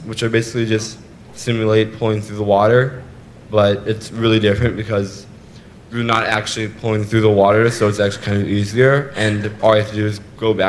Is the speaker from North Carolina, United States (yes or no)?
no; Madison, Wisconsin, United States; Madison, Wisconsin.